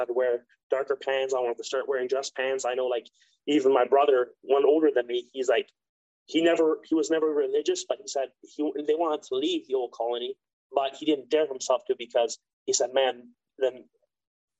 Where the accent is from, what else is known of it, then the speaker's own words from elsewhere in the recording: Ontario, Canada; moved away; also born or lived in Mexico; I grew up with him in Ontario